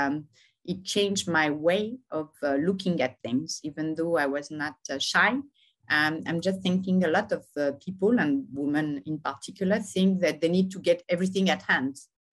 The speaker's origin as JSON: {"language": "English", "town": "Lyon", "region": "Auvergne-Rhône-Alpes", "country": "France", "tie": "born or raised there", "moved": "as an adult", "lives_now": "Paris, France", "said": "I'm born in Lyon. I live now in Paris"}